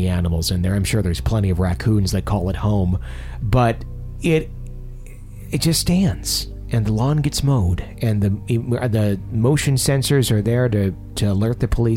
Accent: Fond du Lac, Wisconsin, United States; the mansion in my hometown in Fond du Lac that's close to my parents' house

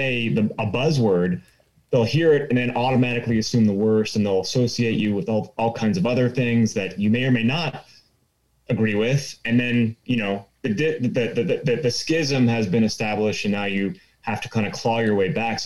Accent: Southern California, United States; moved away as an adult; also born or lived in Los Angeles / Eastern Washington; now in North Idaho, United States; I'm a California guy. I'm originally from Southern California

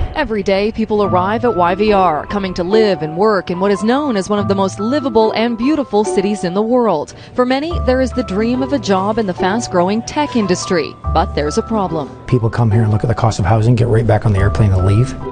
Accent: Vancouver, British Columbia, Canada; Where are you from? I'd be like, Oh, Vancouver

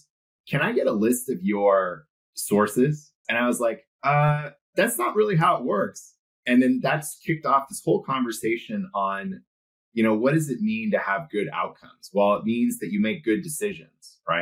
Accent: Silicon Valley, California, United States; I was born in the 80s and I was born in Silicon Valley

